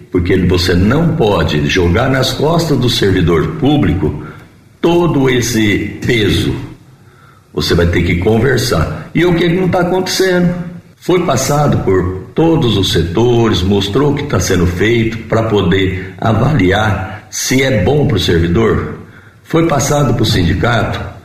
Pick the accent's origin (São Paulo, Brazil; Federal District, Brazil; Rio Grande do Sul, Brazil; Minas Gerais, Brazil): São Paulo, Brazil; Ipuã; moved away as an adult; now in Jaboticabal, Brazil; eu sou natural de Ipuã, tenho 61 anos e resido em Jabuticabal desde 1978, portanto 43 anos